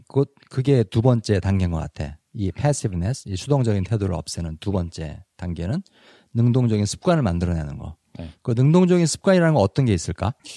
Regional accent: South Korea; first language Korean; moved away; 나도 사실은 한국 사람인 나도

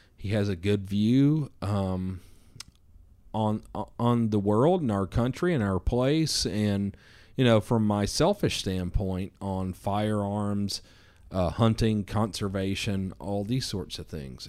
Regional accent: the South, United States; I'm from the South

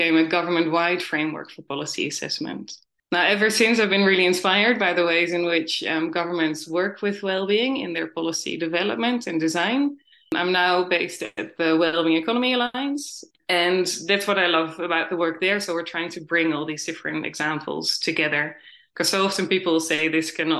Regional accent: Netherlands; moved away as an adult; also born or lived in New Zealand; I'm originally from the Netherlands

